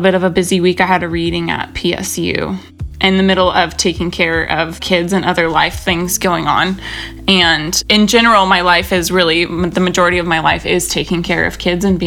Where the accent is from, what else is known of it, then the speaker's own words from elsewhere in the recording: Pacific Northwest, United States; also born or lived in Los Angeles; now in Portland, United States; I'm from the Northwest originally as well.